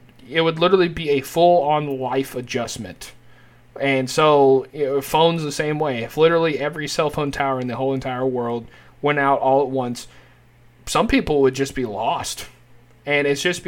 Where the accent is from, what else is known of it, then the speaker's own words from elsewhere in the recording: United States; people from the United States